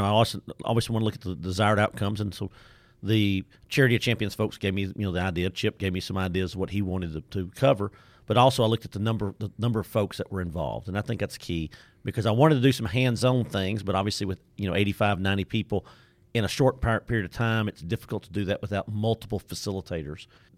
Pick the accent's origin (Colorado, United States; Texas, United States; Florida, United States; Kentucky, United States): Texas, United States; Nacogdoches; accent: Deep East Texas; I am not from Waco, Texas by my accent. You can tell I'm from Deep East Texas, Nacogdoches, Texas.